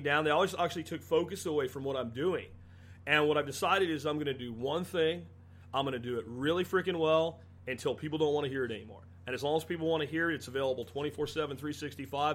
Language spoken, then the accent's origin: English; Jacksonville, Florida, United States; moved away; also born or lived in Pennsylvania; The places I grew up in Jacksonville